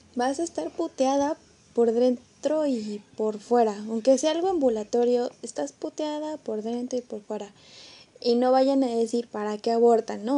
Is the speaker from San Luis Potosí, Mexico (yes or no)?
yes; San Luis Potosí, Mexico; yo que soy de San Luis Potosí